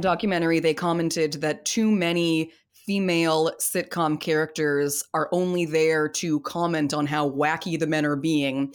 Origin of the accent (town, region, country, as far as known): United States